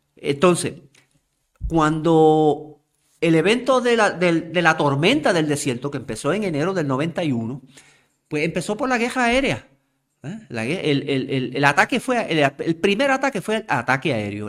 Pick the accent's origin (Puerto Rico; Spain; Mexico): Puerto Rico; como puertorriqueños